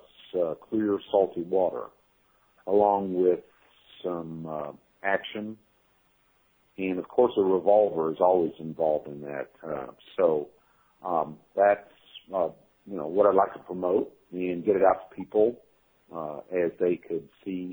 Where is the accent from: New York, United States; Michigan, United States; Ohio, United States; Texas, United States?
Texas, United States; moved away as an adult; now in Hong Kong; I'm originally from Texas. Currently, I've been living in Hong Kong